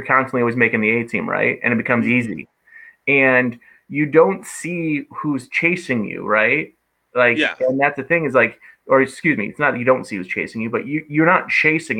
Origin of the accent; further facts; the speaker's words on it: Michigan, United States; now in Fond du Lac, United States; I'm from Michigan